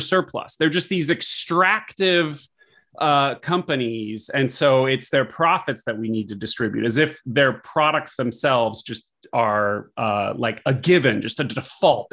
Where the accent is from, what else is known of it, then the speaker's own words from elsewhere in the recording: California, United States; I am a Californian